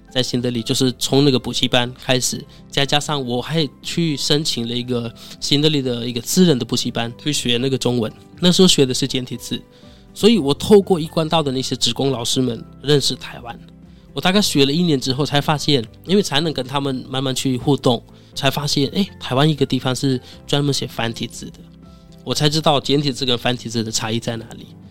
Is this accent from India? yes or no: yes; India; Chinese is a second language; moved away as an adult; now in Taiwan; 因为作为印度人，对于我们来说，学中文是非常难的一件事情